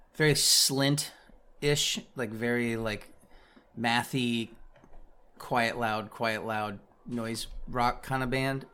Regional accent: Kansas City, Missouri, United States; now in Kansas, United States; I grew up in Kansas City, Missouri

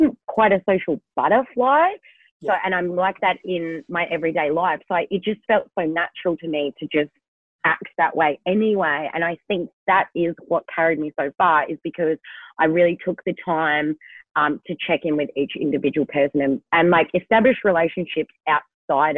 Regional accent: Kalgoorlie, Western Australia, Australia; I'm from Kalgoorlie

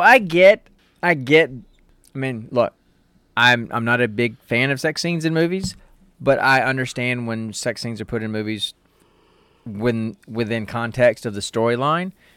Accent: United States; I'm old and I'm American

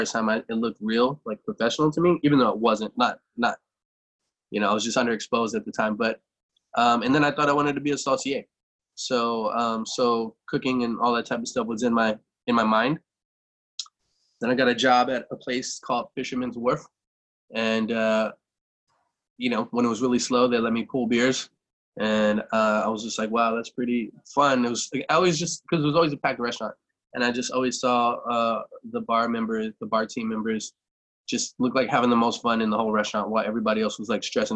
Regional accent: Galveston, Texas, United States; I was born in Galveston, Texas. Spent all my formative years there

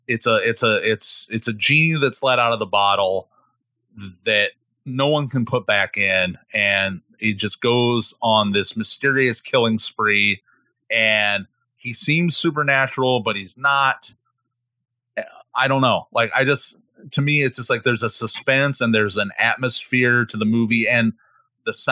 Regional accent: Midwest, United States; I'm from the Midwest and I have such an important relationship with Midwestern autumns and falls

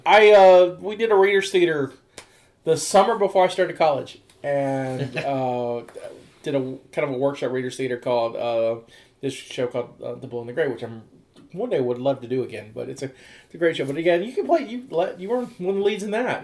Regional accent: Mobile, Alabama, United States; now in West Virginia, United States; close to my hometown in Mobile

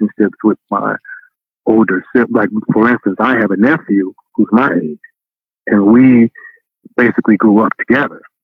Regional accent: St. Louis, Missouri, United States; I grew up in North St. Louis

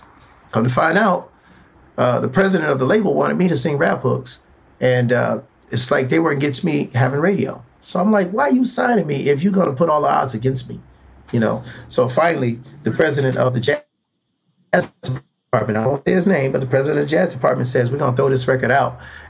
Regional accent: Cleveland, Ohio, United States; moved away; went to Cleveland, my hometown, told my story. My hometown was the first one to support me, Cleveland, Ohio.

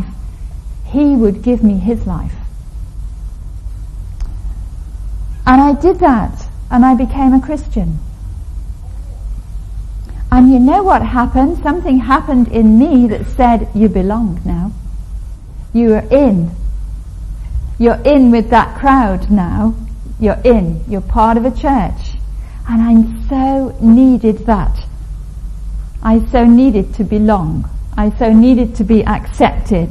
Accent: Liverpool, North West England, United Kingdom; I was brought up in … country

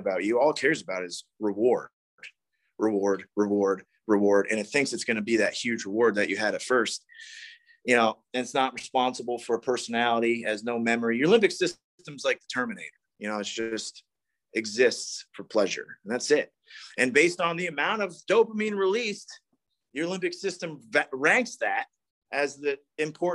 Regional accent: East Coast, United States; moved away; I grew up on the East Coast

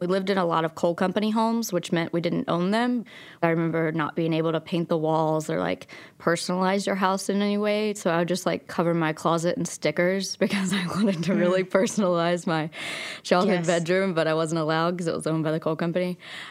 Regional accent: Logan, West Virginia, United States; also born or lived in Abingdon, Virginia; I was born in Abingdon, Virginia, and I grew up in Logan, West Virginia. And we moved 12 times before I was in sixth grade between those two towns.

